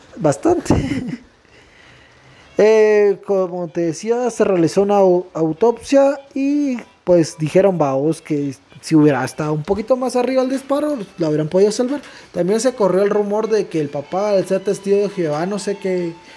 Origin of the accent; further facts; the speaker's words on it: Guatemala; somos guatemaltecos